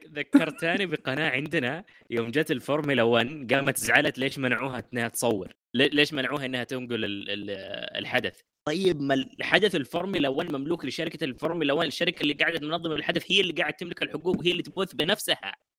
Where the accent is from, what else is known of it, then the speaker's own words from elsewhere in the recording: Saudi Arabia; عندنا في السعوديه